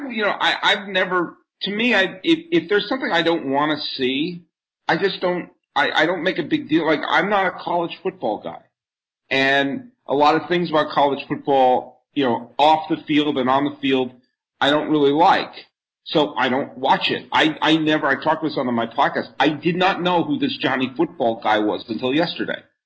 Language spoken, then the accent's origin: English; New England, United States; moved away; also born or lived in Bay Area / New York; I grew up in New England